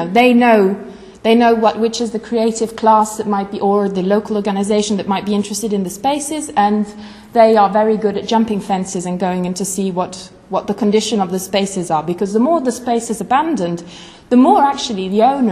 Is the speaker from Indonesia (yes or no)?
no; Italy; I come from Italy